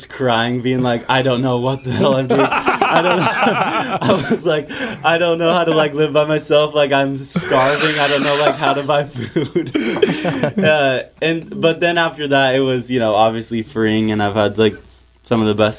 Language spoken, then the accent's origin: English; Oahu, Hawaii, United States; moved away as an adult; also born or lived in Nevada; I grew up on Oahu.